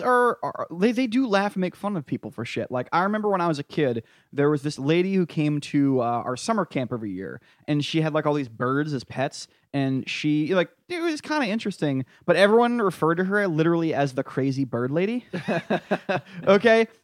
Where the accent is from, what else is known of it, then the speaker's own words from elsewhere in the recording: New England, United States; I'm from New England